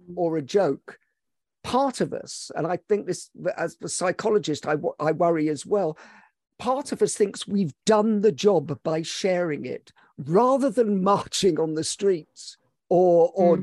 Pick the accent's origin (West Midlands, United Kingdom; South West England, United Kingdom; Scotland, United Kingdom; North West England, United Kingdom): Scotland, United Kingdom; I'm Scottish and Hungarian